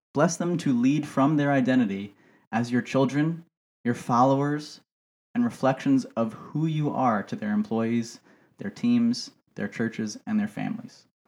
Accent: United States; growing up in America

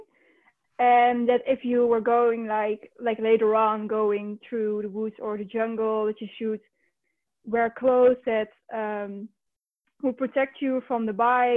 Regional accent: North Brabant, Netherlands; now in Utrecht, Netherlands; I grew up down in the Netherlands. The province is called Brabant

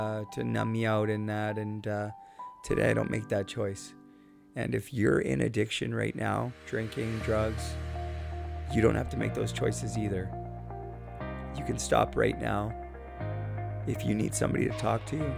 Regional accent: Port Coquitlam, British Columbia, Canada; Port Coquitlam, British Columbia, my hometown

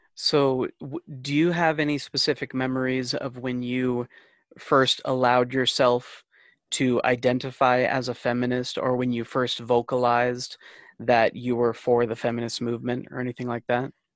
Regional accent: Rexburg, Idaho, United States; very privileged male growing up in Rexburg

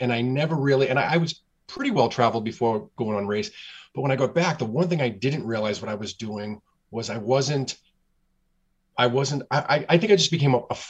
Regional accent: United States; being an American

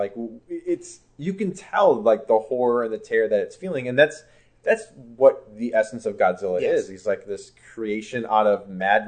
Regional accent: Chicago, Illinois, United States; I grew up in Chicago, in a suburb up north

